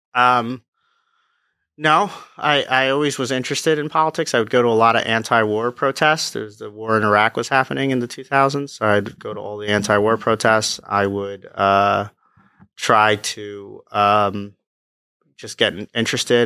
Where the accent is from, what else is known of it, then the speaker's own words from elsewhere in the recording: Freehold, New Jersey, United States; also born or lived in Neptune, New Jersey / Pennsylvania / Long Branch, New Jersey; I was born in Neptune, grew up in Freehold, went out to college in Pennsylvania, and then came back to Long Branch